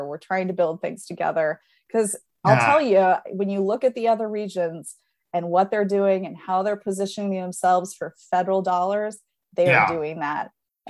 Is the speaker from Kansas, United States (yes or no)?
yes; Overland Park, Kansas, United States; moved away as an adult; also born or lived in Lawrence, Kansas; now in Missouri, United States; I grew up in Overland Park, you know, so I lived on the Kansas side for half my life, more than half my life, including living in Lawrence. And now I'm a Missourian, so I kind of can see it both ways.